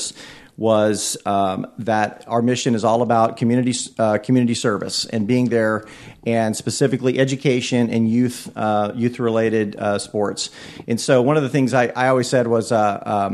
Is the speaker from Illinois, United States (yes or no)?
no; Bay City, Texas, United States; moved away as an adult; also born or lived in Monroe, Louisiana; now in Brownsburg, United States; originally from Bay City, Texas, a little town on the Gulf Coast